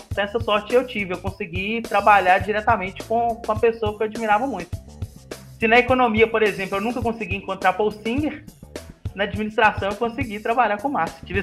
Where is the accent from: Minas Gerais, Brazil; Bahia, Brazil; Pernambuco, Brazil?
Minas Gerais, Brazil; Ribeirão das Neves; now in Montes Claros, Brazil; Eu sou de Ribeirão das Neves mesmo, ali onde está nosso querido instituto. Mas eu acabei tendo que mudar para Montes Claros recentemente para estar fazendo mestrado aqui na, na Unimontes.